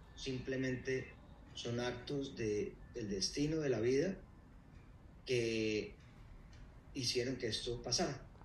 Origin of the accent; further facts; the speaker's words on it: Cali, Valle del Cauca, Colombia; yo soy originalmente de, Cali, eh, nací en Cali, crecí en Cali